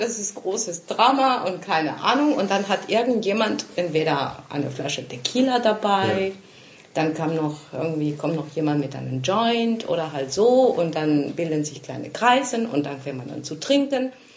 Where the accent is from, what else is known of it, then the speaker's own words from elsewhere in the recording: Mexico City, Mexico; German is a second language; now in Germany; ich bin in Mexiko-Stadt geboren und da aufgewachsen